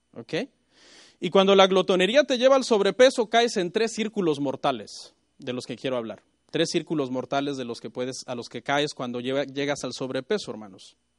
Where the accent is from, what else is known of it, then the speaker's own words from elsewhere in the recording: Mexico; Yo soy mexicano